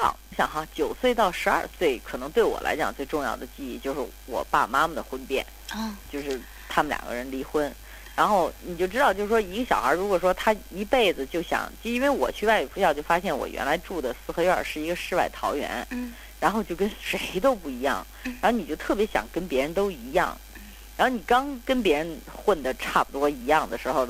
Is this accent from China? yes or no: yes; Beijing, China; moved away; also born or lived in United States / New York; 就跟咱们北京人给一大碗茶一样